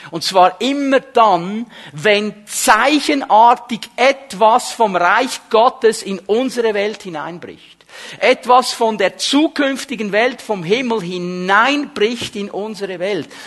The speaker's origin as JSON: {"language": "German", "country": "Switzerland", "said": "manchmal sind wir Schweizer Christen so extrem ausgerichtet auf das Übernatürliche"}